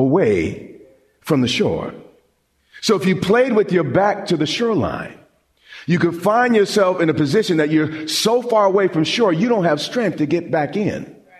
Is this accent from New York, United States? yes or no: yes; Long Island, New York, United States; I grew up on Long Island, and we would often go to the beach